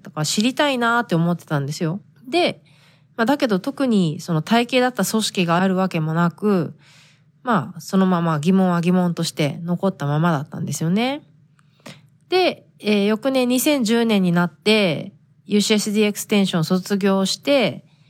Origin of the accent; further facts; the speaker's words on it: Japan; first language Japanese; moved away as an adult; now in United States; 日本人として仕事を探すってなった時